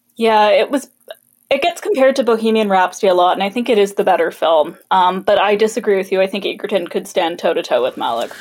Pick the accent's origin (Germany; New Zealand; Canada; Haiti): Canada; Kelowna, British Columbia; Kelowna, my hometown